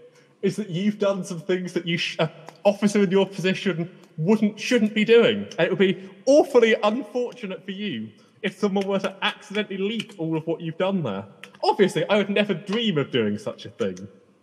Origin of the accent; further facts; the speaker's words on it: United Kingdom; I'm British